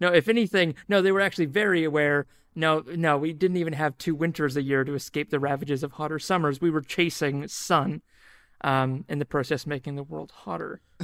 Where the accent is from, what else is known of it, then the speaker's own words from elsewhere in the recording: New Zealand; moved away as an adult; also born or lived in Australia; now in Auckland, New Zealand; I am a New Zealand and I'm a Kiwi under